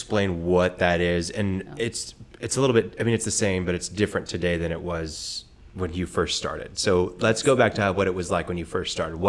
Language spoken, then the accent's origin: English; Oklahoma, United States; I grew up here in Oklahoma.